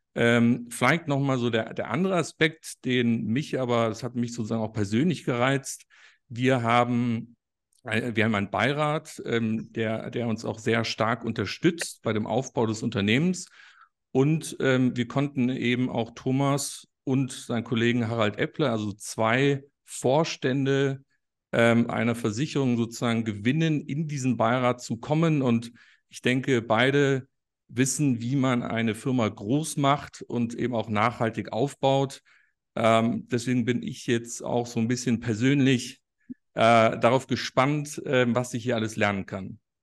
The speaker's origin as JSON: {"language": "German", "town": "Munich", "region": "Bavaria", "country": "Germany", "said": "Ich komme ursprünglich aus München"}